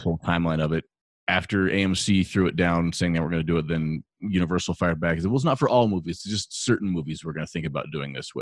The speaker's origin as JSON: {"language": "English", "town": "Longmont", "region": "Colorado", "country": "United States", "tie": "born or raised there", "said": "growing up in Longmont, I didn't know there was anything other than United Artists Theaters"}